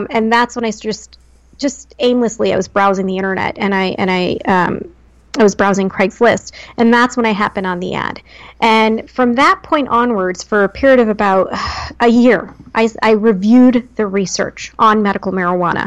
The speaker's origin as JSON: {"language": "English", "region": "New Jersey", "country": "United States", "tie": "born or raised there", "moved": "yes", "said": "born and raised in Jersey"}